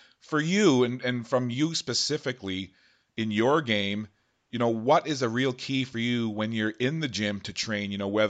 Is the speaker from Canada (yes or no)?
yes; Newfoundland and Labrador, Canada; moved away; I'm originally from Newfoundland.